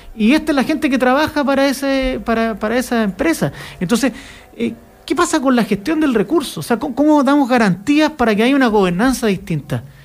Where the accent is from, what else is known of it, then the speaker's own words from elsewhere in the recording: Chile; nosotros como chilenos